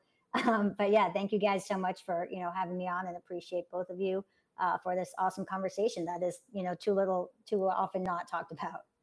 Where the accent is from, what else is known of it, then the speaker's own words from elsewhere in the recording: New York City, New York, United States; I'm from born and raised in New York City